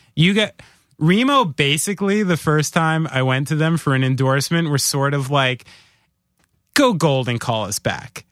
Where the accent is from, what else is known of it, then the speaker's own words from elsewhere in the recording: New Jersey, United States; we're from New Jersey